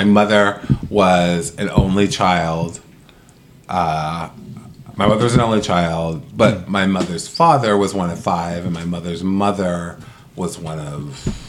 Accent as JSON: {"language": "English", "region": "Massachusetts", "country": "United States", "tie": "born or raised there", "said": "No, this isn't my father's side was all in Massachusetts. I was born in Massachusetts."}